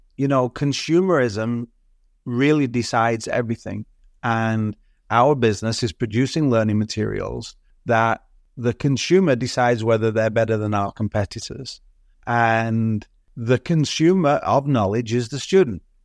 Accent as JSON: {"language": "English", "town": "Southport", "region": "North West England", "country": "United Kingdom", "tie": "born or raised there", "moved": "yes", "lives_now": "Toronto, Canada", "said": "I was born in the U K. I grew up in Southport on the northwest coast"}